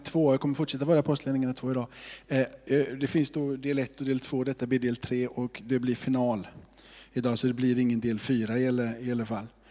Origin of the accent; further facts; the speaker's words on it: Småland, Sweden; Jag är också från Småland